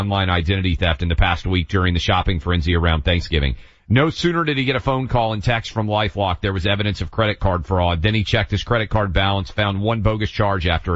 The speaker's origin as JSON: {"language": "English", "region": "the South", "country": "United States", "tie": "born or raised there", "said": "Jews around where I grew up in the South"}